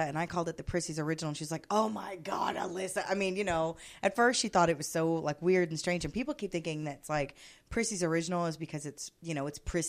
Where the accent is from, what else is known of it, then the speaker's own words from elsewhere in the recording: Corpus Christi, Texas, United States; this is my hometown. Corpus Christi is it, right?